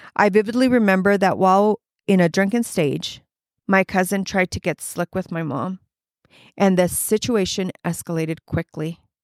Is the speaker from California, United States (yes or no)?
yes; Los Angeles, California, United States; I grew up in Southern California